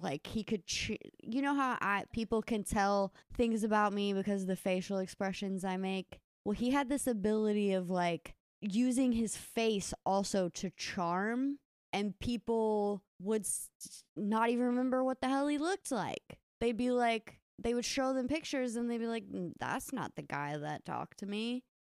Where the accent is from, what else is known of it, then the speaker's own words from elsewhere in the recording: Kentucky, United States; lake we grew up swimming in in Kentucky.